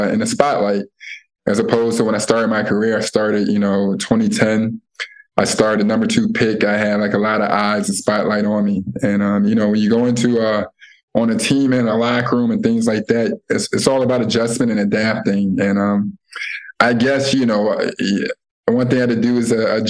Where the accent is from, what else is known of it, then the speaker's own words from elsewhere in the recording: Chicago, Illinois, United States; growing up in Chicago